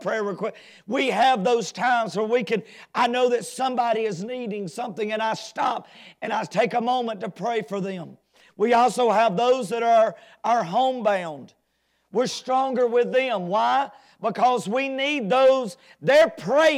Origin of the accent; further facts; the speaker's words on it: United States; As an American citizen